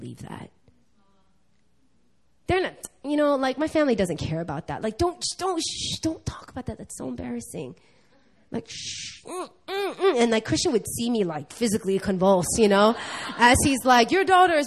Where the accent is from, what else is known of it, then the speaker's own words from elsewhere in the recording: New York, United States; now in Korea; I'm born and raised in New York.